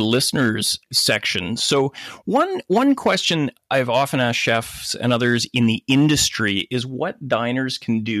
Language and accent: English; Gibsons, British Columbia, Canada; my hometown of Gibson's, just outside of Vancouver.